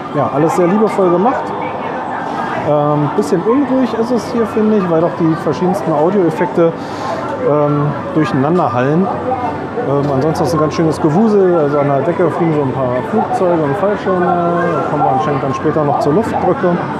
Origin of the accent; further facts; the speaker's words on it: Berlin, Germany; für uns als ähm, Berliner Eingeborene